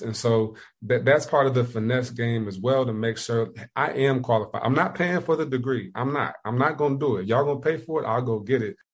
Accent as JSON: {"language": "English", "region": "Indiana", "country": "United States", "also_born_or_lived": "Ohio", "moved": "as an adult", "lives_now": "South Carolina, United States", "said": "I'm from Indiana, went to school in Ohio, moved down to South Carolina"}